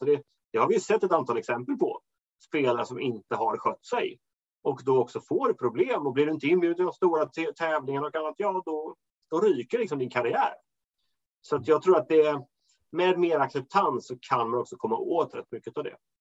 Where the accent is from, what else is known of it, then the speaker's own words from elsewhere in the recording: Småland, Sweden; moved away; hem till Småland där jag kommer ifrån